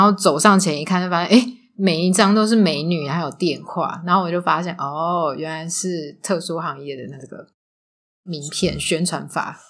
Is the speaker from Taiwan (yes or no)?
yes; Taiwan; also born or lived in Macau; 我是台湾人